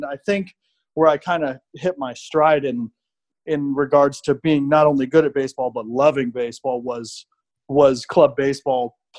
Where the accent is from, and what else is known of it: Arizona, United States; born or raised there; also born or lived in Minnesota